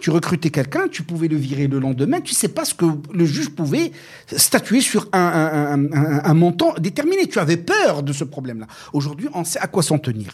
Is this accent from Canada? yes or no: no; Morocco; chez nous au Maroc